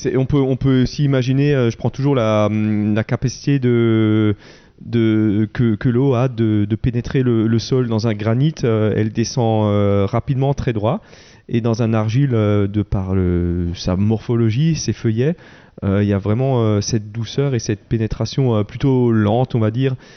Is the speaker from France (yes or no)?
yes; Wettolsheim, Grand Est, France; je suis de Veto